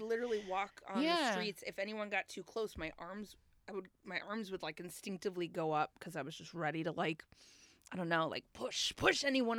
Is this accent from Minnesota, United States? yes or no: yes; Minnesota, United States; moved away; I'm from Minnesota